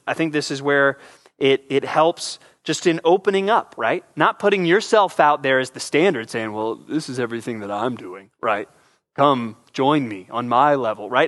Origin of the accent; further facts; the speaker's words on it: San Antonio, Texas, United States; moved away; also born or lived in Southern California; I spent most of my youth in San Antonio, Texas. We moved there from Southern California